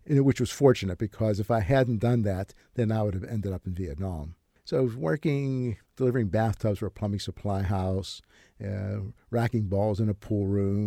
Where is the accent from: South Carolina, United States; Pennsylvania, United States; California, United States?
Pennsylvania, United States; Braddock; there's this character I grew up with in Braddock